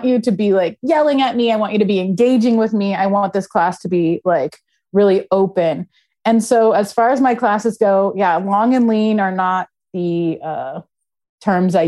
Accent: Los Angeles, California, United States; moved away as an adult; now in Philadelphia, United States; I was born and raised in LA, but I came to Philly when I was 21.

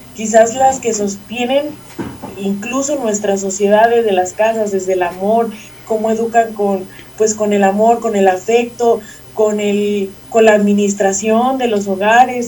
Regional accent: San Ignacio Cerro Gordo, Jalisco, Mexico; soy de San Ignacio Cerro Gordo, Jalisco

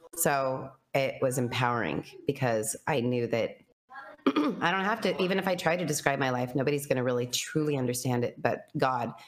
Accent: Cheyenne, Wyoming, United States; Wyoming, Cheyenne, Wyoming.

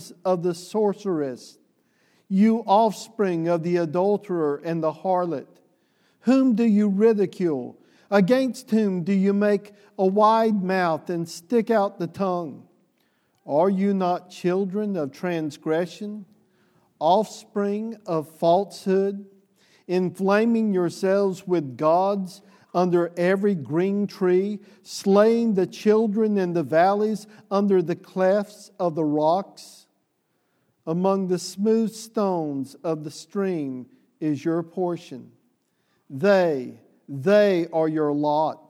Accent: the South, United States; the Southerner that I am

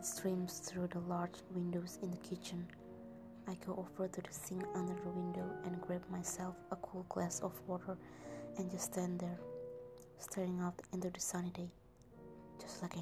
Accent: Jakarta, Indonesia; English is a second language; I'm from Indonesia, from Jakarta

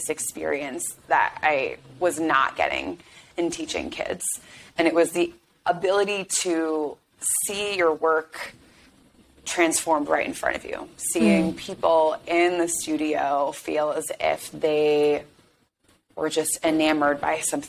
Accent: Chicago, Illinois, United States; moved away as an adult; also born or lived in New England / Washington, D.C.; I grew up in Chicago, left for college, went to New England

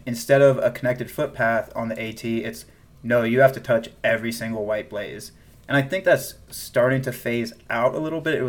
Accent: South Carolina, United States; moved away; I'm originally from South Carolina, and I have some South Carolina pride.

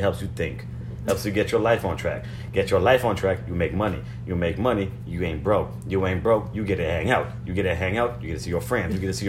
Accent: Georgia, United States; Clearly, I'm from Georgia.

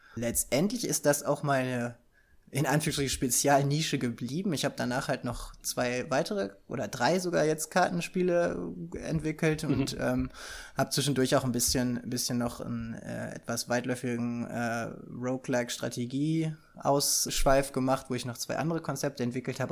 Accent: Germany; als Deutscher ist man ja so, mit Brettspielen wird man ja groß

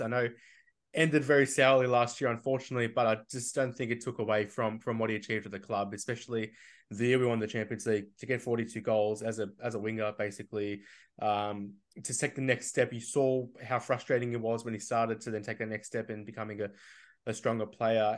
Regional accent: Melbourne, Victoria, Australia; I'm from Melbourne

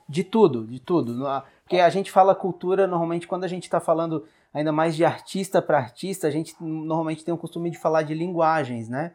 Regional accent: Garopaba, Santa Catarina, Brazil; como um morador de Garopaba, que nasci em Garopaba

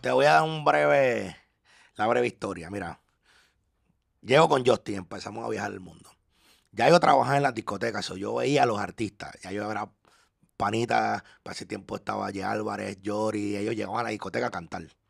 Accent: Panama; also born or lived in Orlando, United States / Ocala, United States; now in Miami, United States; yo como panameño

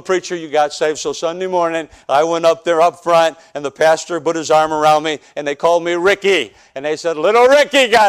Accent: Chicago, Illinois, United States; I'm from South Side of Chicago

